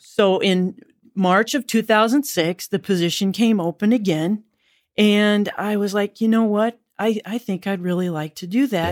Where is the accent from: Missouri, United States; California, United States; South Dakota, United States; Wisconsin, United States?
South Dakota, United States; moved away as an adult; also born or lived in Georgia / North Carolina; now in Marion, Illinois, United States; I'm originally from South Dakota.